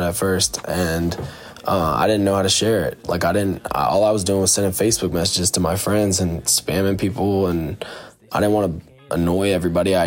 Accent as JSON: {"language": "English", "town": "West Chester", "region": "Pennsylvania", "country": "United States", "moved": "yes", "lives_now": "Philadelphia, United States", "said": "I'm from Westchester, Pennsylvania. Living in Philly now, though"}